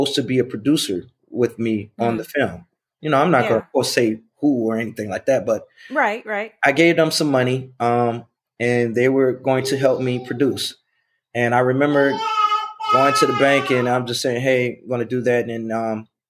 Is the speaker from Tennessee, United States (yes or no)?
no; Chicago, Illinois, United States; I'm from Chicago